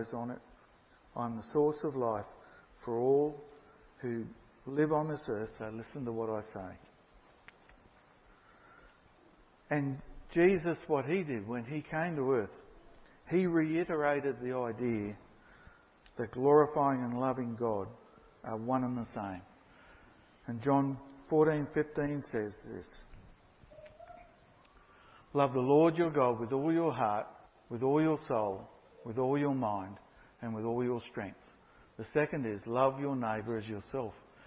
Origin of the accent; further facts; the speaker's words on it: Brisbane, Queensland, Australia; I came from Brisbane initially